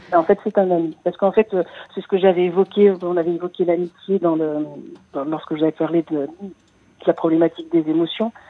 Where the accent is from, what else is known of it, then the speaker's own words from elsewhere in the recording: Paris, Île-de-France, France; moved away as an adult; Je suis née à Paris, j'avais jamais quitté Paris de ma vie